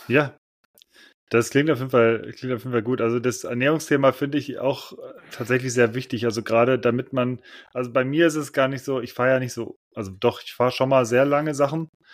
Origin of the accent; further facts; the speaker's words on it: Cologne, North Rhine-Westphalia, Germany; moved away; in meiner Heimatstadt in Köln